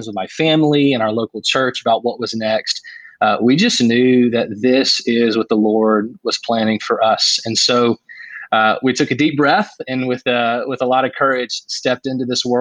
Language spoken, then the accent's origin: English; Middle Tennessee, United States; born or raised there; also born or lived in Oklahoma City, Oklahoma